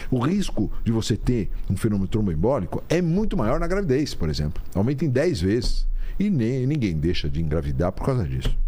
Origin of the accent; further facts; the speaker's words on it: São Paulo, Brazil; also born or lived in Catanduva / Mogi das Cruzes; nasci em São Paulo, sempre morei em São Paulo, meus amigos eram de São Paulo, minha família é de São Paulo